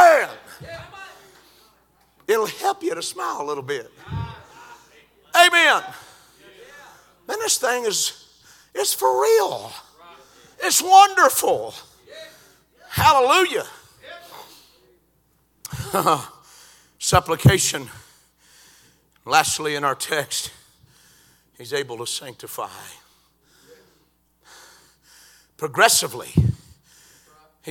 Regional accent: Georgia, United States; I said, "Georgia."

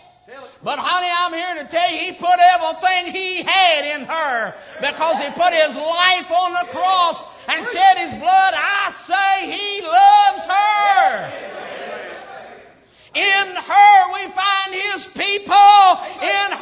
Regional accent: United States; I was born in America.

